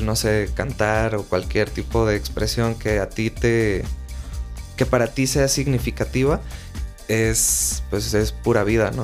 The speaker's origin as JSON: {"language": "Spanish", "country": "Mexico", "said": "soy mexicano"}